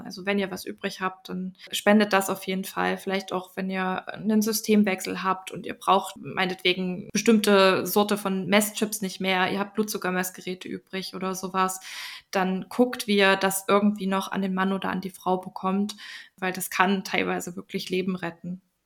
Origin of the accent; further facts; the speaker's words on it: Germany; hier bei uns in Deutschland